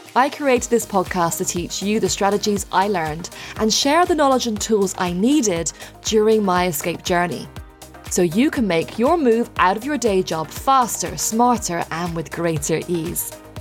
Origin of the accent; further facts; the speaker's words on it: Ireland; when I was growing up in Ireland